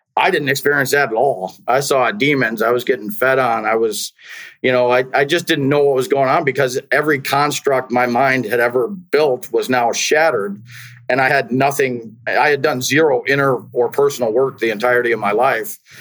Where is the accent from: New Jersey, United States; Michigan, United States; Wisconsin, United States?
Wisconsin, United States; I grew up in Wisconsin